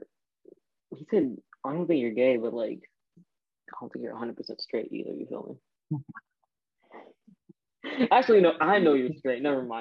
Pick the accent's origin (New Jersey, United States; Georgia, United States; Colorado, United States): Georgia, United States; Lilburn; also born or lived in Detroit, Michigan / Pakistan (parents); I grew up in like Lilburn and Detroit, kind of.